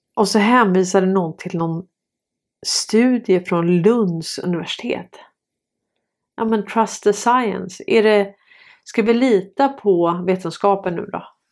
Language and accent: Swedish; Sweden; Vi är svenskar